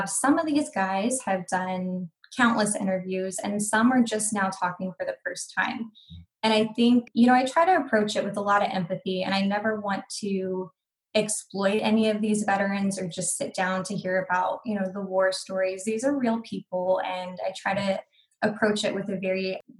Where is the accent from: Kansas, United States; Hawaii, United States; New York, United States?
Hawaii, United States; also born or lived in military bases across the US; now in Texas, United States; father was in the military, so grew up um, on military bases across the US. Um, spent most of my childhood growing up in Hawaii, and then um, yeah relocated so i'm based out of texas now